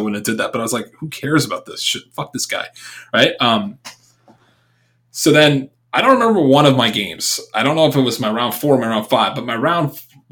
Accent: New York, United States; moved away; I'm not from Boston, dude. I'm from New York

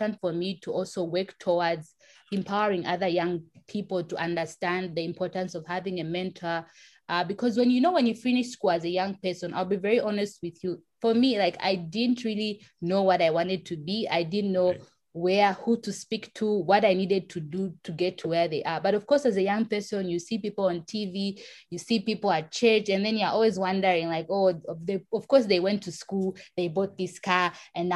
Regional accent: Lusaka, Lusaka Province, Zambia; I was born and raised in Lusaka, Zambia, in the capital

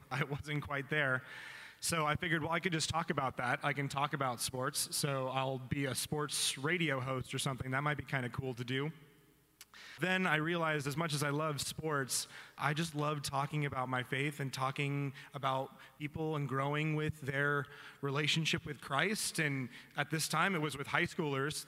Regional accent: Vista, California, United States; also born or lived in Oregon; i am from uh, Vista, Oceanside area, and I grew up there

